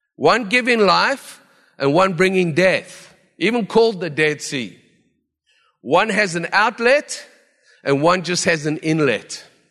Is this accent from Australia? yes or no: no; South Africa; now in Vancouver, Canada; as a South African who never saw snow